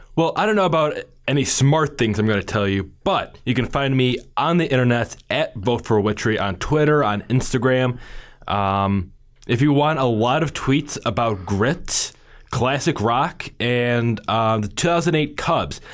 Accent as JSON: {"language": "English", "town": "Chicago", "region": "Illinois", "country": "United States", "tie": "born or raised there", "said": "I grew up in the Chicagoland area"}